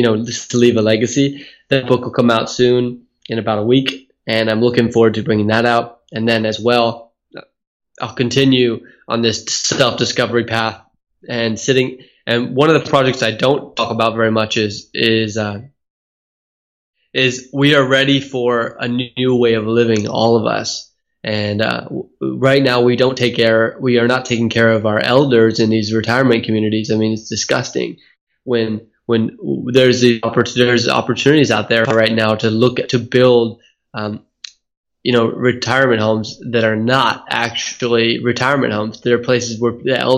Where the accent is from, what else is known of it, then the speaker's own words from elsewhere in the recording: Silicon Valley, California, United States; moved away as an adult; also born or lived in Hawaii; now in Australia; I was born in Hawaii and then moved to Silicon Valley when my dad's company was purchased when we were in Hawaii when we were young